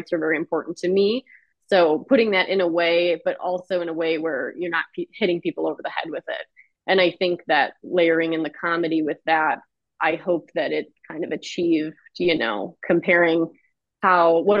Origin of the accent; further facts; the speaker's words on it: Clarkston, Michigan, United States; also born or lived in Troy, Michigan; I grew up in Clarkston, Michigan. It is a bit north of Detroit.